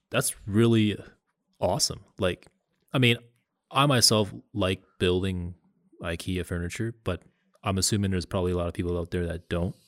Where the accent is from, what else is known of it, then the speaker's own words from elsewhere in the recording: Canada; I told people that I was from Canada